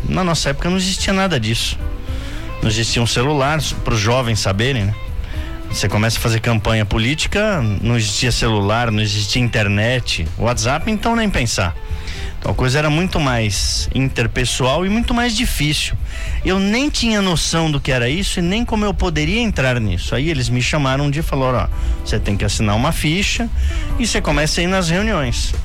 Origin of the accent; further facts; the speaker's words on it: São Paulo, Brazil; moved away as an adult; now in Indaiatuba, Brazil; Eu sou nascido em São Paulo, fui nascido como a gente diz aqui, nascido e criado lá